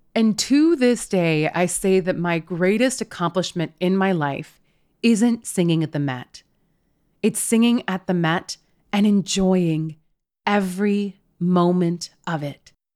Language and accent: English; West Coast, United States; I am literally from the West Coast